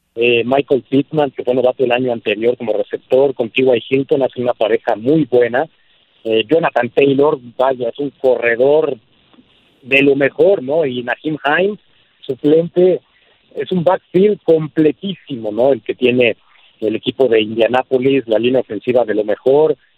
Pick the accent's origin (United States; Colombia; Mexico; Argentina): Mexico; nada nos haría más felices como mexicanos